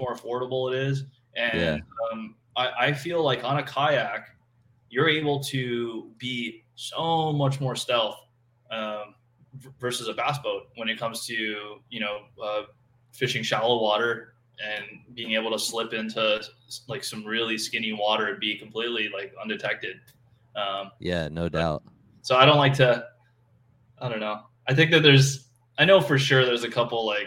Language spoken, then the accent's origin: English; Honolulu, Hawaii, United States; I grew up in Honolulu, which is the city. I grew up in Palolo Valley, which is the valley I grew up in.